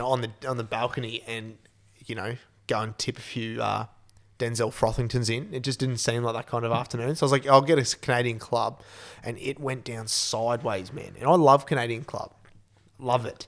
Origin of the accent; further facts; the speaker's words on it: Australia; as an Aussie